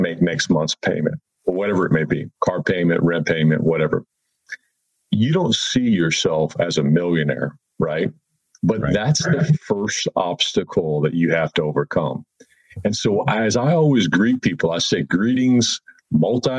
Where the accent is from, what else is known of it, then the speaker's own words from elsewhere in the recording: Fort Worth, Texas, United States; I grew up in Fort Worth